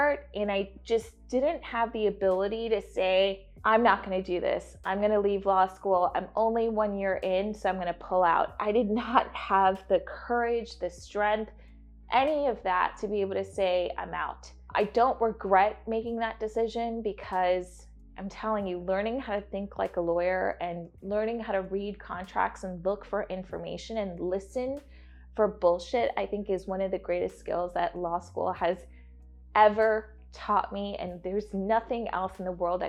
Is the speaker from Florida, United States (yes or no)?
no; New York City, New York, United States; moved away as an adult; also born or lived in Atlanta, Georgia / Buffalo, New York / India; I grew up in Queens.